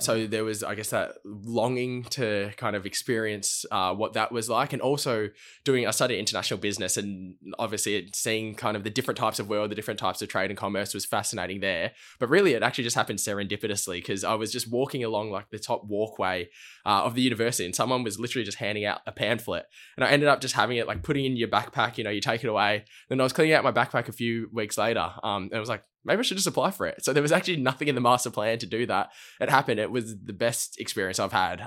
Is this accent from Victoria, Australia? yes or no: yes; Melbourne, Victoria, Australia; grew up in Melbourne, uh, in Blackburn